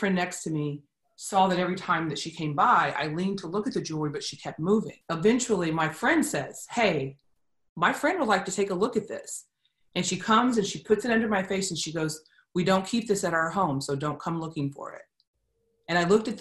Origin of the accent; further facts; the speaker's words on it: Columbus, United States; I was growing up in Columbus